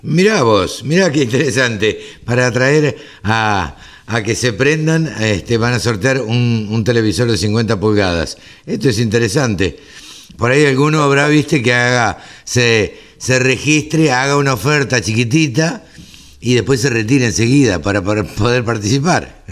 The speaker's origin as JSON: {"language": "Spanish", "town": "Maipú", "region": "Buenos Aires Province", "country": "Argentina", "tie": "born or raised there", "said": "en Maipú, en mi pueblo, así que este, cerca de Dolores."}